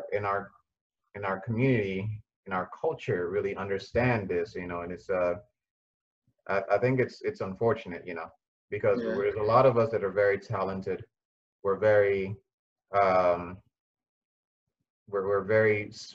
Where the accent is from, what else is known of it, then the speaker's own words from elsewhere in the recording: Nigeria; I'm a Nigerian